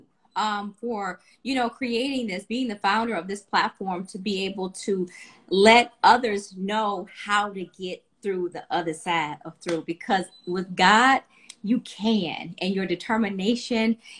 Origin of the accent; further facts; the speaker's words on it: Cleveland, Ohio, United States; I'm from Cleveland, Ohio